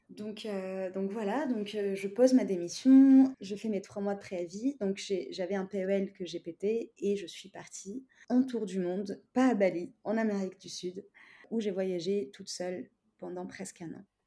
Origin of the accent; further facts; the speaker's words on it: Tunisia; now in France; je suis tunisienne et mes, parents, ils sont pas en France. Donc en fait, euh, j'ai toujours été toute seule en France